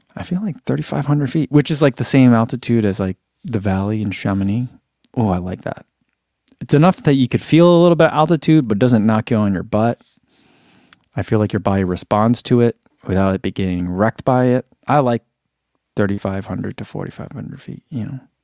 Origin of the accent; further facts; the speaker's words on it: East Coast, United States; moved away; also born or lived in California; growing up on the East Coast, I didn't know a lot of people whose parents, like, owned businesses